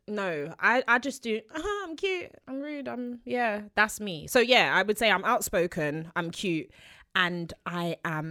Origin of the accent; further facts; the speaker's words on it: Peckham, London, United Kingdom; I grew up on Morley's. I'm from South London, Peckham.